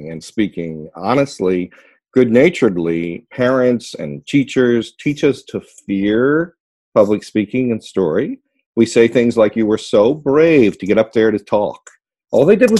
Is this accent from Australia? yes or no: no; Ohio, United States; My mother and father are from West Virginia, and I was born in Ohio